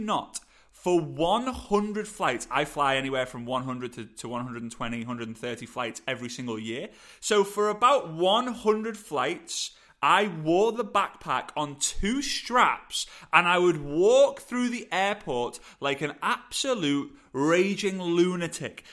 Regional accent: England, United Kingdom

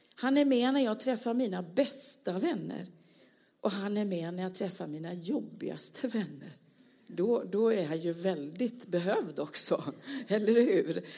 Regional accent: Småland, Sweden; Jag är ju smålänning längst in här

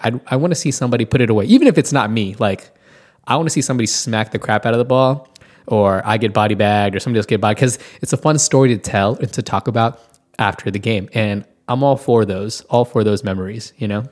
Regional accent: Washington, District of Columbia, United States; now in Tulsa, United States; I'm originally from Washington, the D.C. area

